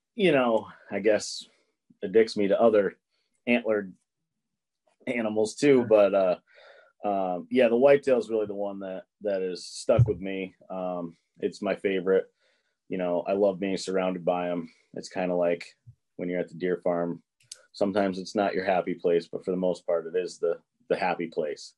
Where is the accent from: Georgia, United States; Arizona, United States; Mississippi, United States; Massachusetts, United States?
Massachusetts, United States; I'm from Massachusetts. I live in Massachusetts still today